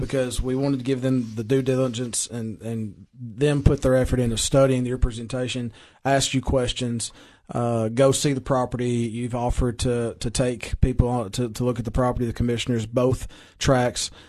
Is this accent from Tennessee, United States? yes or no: yes; Baxter, Tennessee, United States; I am from Baxter. I'm proud, proud citizen of Baxter.